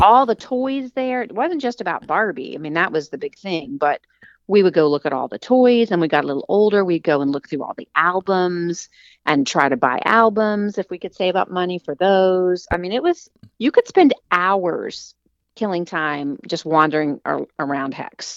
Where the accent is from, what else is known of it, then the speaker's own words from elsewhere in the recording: Huntington, West Virginia, United States; I grew up in the Enslow Park neighborhood, and when I was old enough, I could walk to Heck's